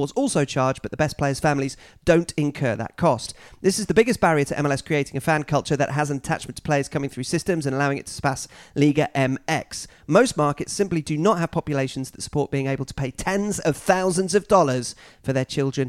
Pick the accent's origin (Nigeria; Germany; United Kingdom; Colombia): United Kingdom; England; moved away as an adult; now in Vancouver, Canada; I'm from England, I support Stevenage, but I moved to Vancouver a few months ago.